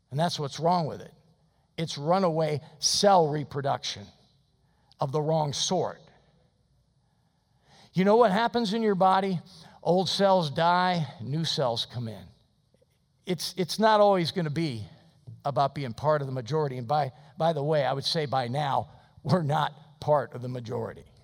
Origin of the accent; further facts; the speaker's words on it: United States; I'm an American Christian.